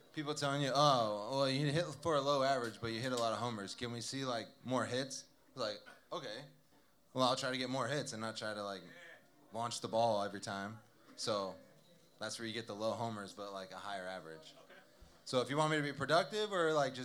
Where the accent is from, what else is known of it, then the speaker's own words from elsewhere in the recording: Southern California, United States; I grew up in Southern California